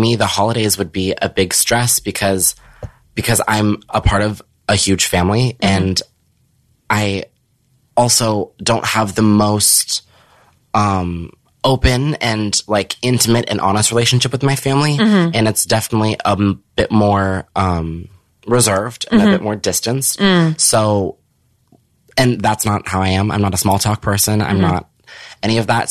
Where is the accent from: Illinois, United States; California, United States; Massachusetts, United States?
California, United States; Norco; I grew up in Riverside. I grew up in this small town